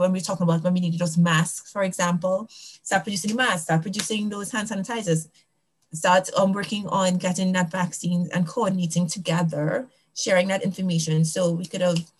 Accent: Trinidad & Tobago; now in United States; I'm from Trinidad and Tobago.

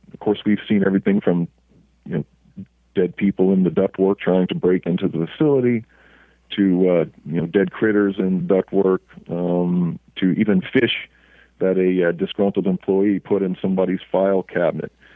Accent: Oklahoma, United States; moved away as an adult; also born or lived in Altus Air Force Base, Oklahoma / Los Angeles, California; we lived in Oklahoma uh, all through my uh, elementary, junior high, high school, and college um, career

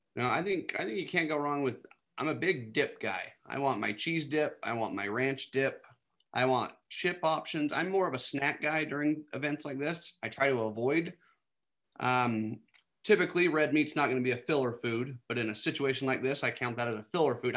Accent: Utah, United States; moved away as an adult; also born or lived in Texas; born and raised here in Utah. Um, spent a few years in Texas learning the ropes, and now back in Utah

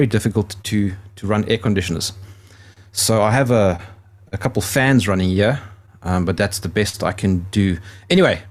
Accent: South Africa; I'm South African

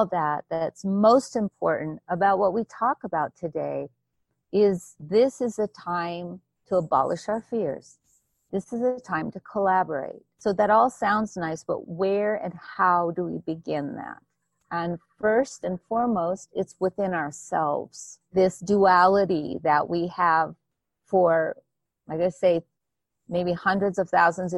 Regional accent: Hawaii, United States; I grew up in Hawaii.

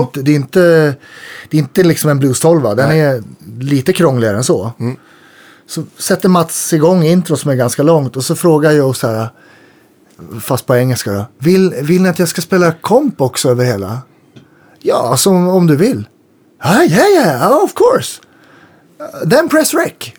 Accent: Jämtland, Sweden; jag är ju uppe från Jämtland

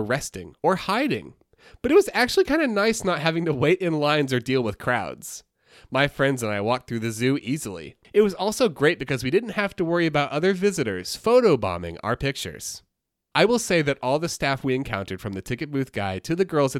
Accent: New York City, New York, United States; I'm from New York City, and life is a gray blur.

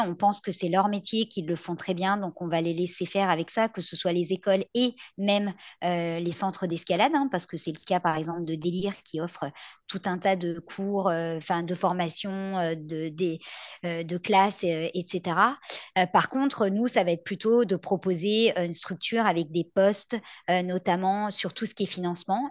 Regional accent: France; now in Quebec, Canada; je viens de France

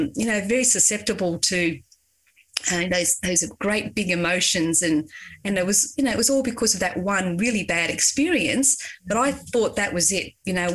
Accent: Queensland, Australia; because we came from Queensland and it was inclusive education.

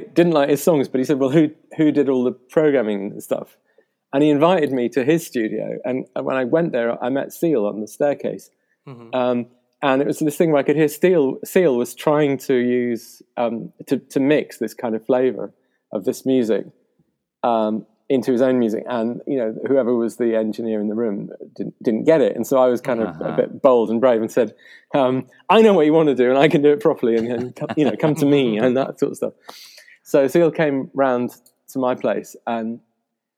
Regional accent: Yorkshire Dales, Yorkshire and the Humber, United Kingdom; also born or lived in Portugal / Netherlands; now in London, United Kingdom; I grew up in the Yorkshire Dales, kind of quite far away from the big city and the bright lights

